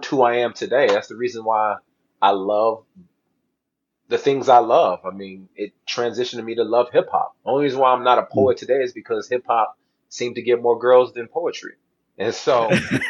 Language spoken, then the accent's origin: English; Southern California, United States; I grew up in Southern California